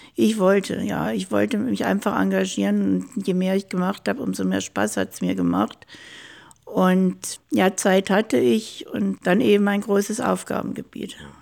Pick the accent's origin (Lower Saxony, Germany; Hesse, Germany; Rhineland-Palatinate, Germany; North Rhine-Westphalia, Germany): North Rhine-Westphalia, Germany; small town near Düsseldorf; moved away as an adult; now in Ingolstadt, Germany; Da bin ich groß geworden, also in einer Kleinstadt ganz in der Nähe von Düsseldorf. Bin in Düsseldorf zur Schule gegangen